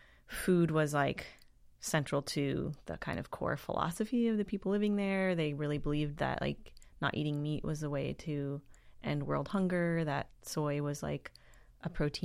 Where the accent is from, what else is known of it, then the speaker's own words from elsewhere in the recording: Wisconsin, United States; also born or lived in Tennessee / Minneapolis; now in San Francisco, United States; I was born in Wisconsin, and then my family moved to Tennessee when I was pretty young, and then Minneapolis, and then back to Wisconsin.